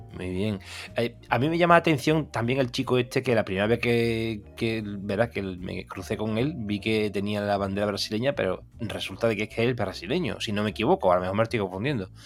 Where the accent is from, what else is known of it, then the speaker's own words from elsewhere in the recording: Seville, Andalusia, Spain; yo soy de Sevilla, aquí todo el mundo bebe cerveza